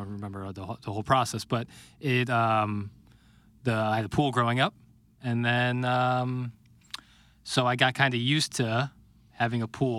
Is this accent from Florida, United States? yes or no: no; Ladue, Missouri, United States; I grew up in the Ladue School District.